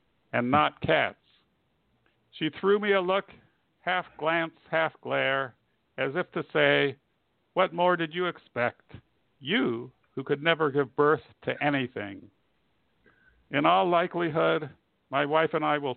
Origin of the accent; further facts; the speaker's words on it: Indiana, United States; moved away; I hail from Indiana, which is not one of the more, well, okay, it's my home state.